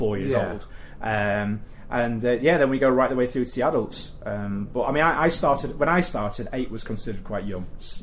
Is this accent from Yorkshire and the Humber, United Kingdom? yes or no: yes; Doncaster, Yorkshire and the Humber, United Kingdom; I grew up in Doncaster, and it was sort of the late 1980s